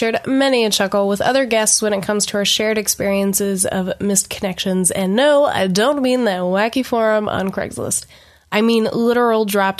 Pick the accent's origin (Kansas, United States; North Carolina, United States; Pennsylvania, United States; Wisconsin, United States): North Carolina, United States; Madison County; born or raised there; moved away